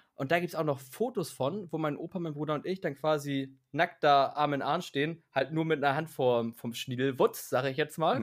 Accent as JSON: {"language": "German", "region": "Hamburg", "country": "Germany", "said": "wenn du Richtung Elbe rausfährst bei uns in Hamburg"}